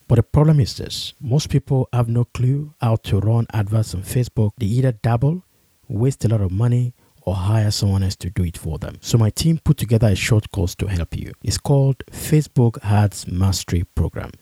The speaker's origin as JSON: {"language": "English", "country": "Nigeria", "said": "as a Nigerian"}